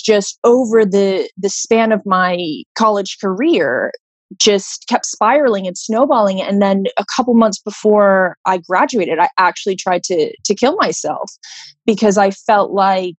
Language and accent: English; Florida, United States; I grew up in Florida, you know, with a really normal life